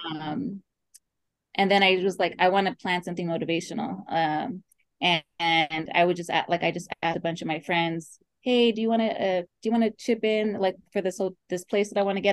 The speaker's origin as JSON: {"language": "English", "town": "Oxnard", "region": "California", "country": "United States", "said": "i am from oxnard california"}